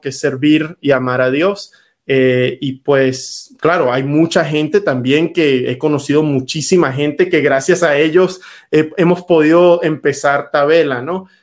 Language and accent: Spanish; Venezuela; now in United States; Yo nací en Venezuela